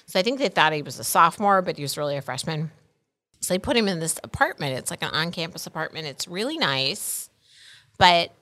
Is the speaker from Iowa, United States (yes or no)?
yes; Iowa, United States; moved away as an adult; also born or lived in Montana; I'm from Iowa